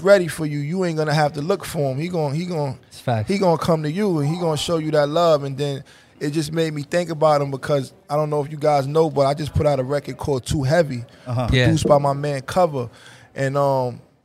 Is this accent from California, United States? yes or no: no; New York City, New York, United States; I grew up on two sides. I'm originally from University